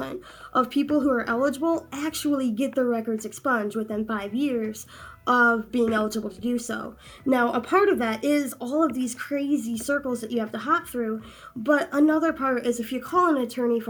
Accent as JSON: {"language": "English", "town": "Benton Harbor", "region": "Michigan", "country": "United States", "tie": "born or raised there", "said": "I grew up in Benton Harbor"}